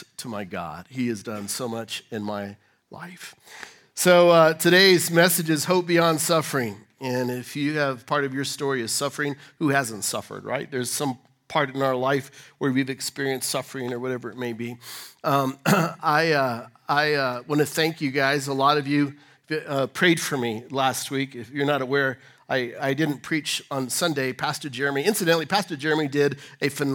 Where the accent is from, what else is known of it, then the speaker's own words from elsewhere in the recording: Colorado, United States; I'm from Colorado